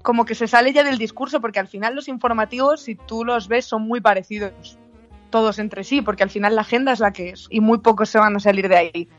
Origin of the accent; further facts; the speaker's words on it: León, Castile and León, Spain; yo soy de León